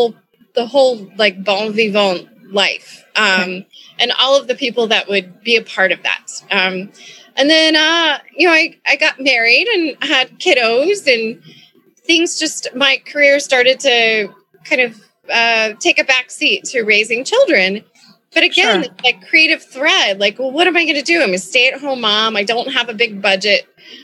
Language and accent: English; Kentucky, United States; moved away as an adult; now in Chicago, United States; I moved to Chicago from Kentucky and started working in restaurants